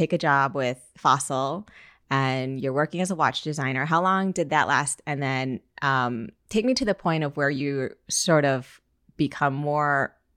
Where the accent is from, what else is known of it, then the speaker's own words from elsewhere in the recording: Michigan, United States; I grew up in Michigan